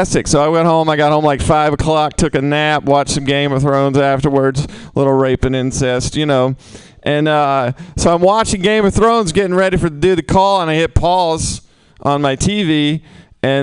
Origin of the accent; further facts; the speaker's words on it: the South, United States; I'm from the South. I grew up shooting guns